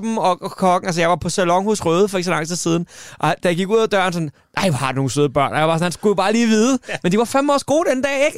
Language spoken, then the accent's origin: Danish; Svaneke, Capital Region of Denmark, Denmark; moved away; i Svanike, hvor jeg kommer fra